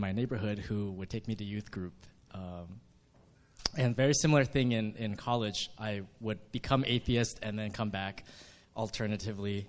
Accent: New Jersey, United States; I grew up in New Jersey

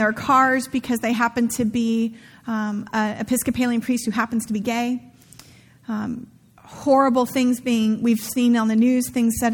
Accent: Santa Rosa, California, United States; where I grew up in Santa Rosa

